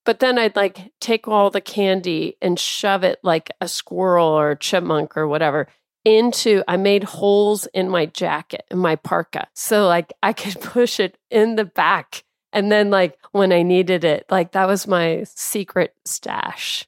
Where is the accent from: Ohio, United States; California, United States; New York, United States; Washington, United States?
Washington, United States; Tacoma; also born or lived in Clovis, New Mexico; Yeah, so I, I grew up in Tacoma. I was born in Clovis, New Mexico